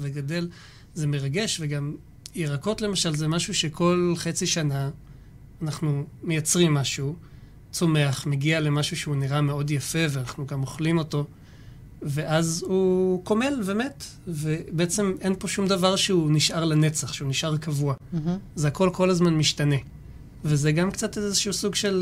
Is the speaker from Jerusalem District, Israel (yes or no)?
yes; Jerusalem, Jerusalem District, Israel; moved away as an adult; now in Shfela, Israel; מירושלים במקור, גר כבר שבע